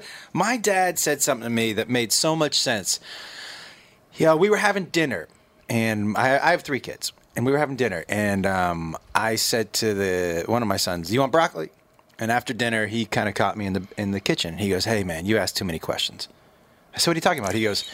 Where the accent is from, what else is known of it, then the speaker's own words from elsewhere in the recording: Massachusetts, United States; Yeah. I from Massachusetts. I went to college in Texas, and I started stand-up in Seattle.